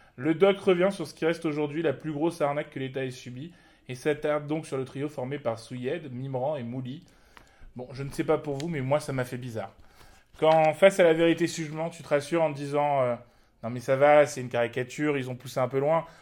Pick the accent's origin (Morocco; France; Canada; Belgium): Morocco; en tant que Marocain